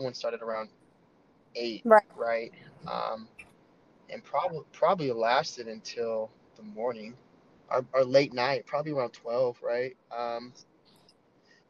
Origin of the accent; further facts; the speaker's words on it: Denver, Colorado, United States; moved away as an adult; also born or lived in Washington, D.C.; now in Dallas, United States; I'm originally from Denver, Colorado. I've known middle school, sixth grade through high school